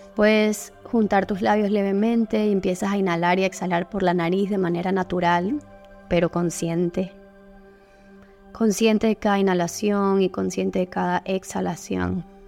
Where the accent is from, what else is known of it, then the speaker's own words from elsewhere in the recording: Panama; aquí en mi país, en Panamá